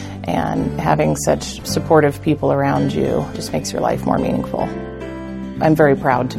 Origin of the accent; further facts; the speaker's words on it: Hastings, Nebraska, United States; I'm from Hastings, Nebraska. I've been here several generations.